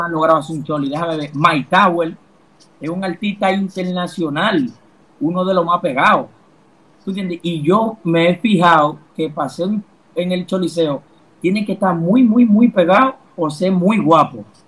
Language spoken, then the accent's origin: Spanish; Dominican Republic; tengo que incluirme como dominicano